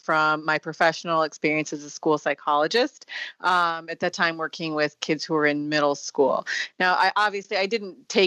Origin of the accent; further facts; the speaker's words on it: Sparta, Wisconsin, United States; moved away as an adult; also born or lived in Singapore; my hometown of Sparta, Wisconsin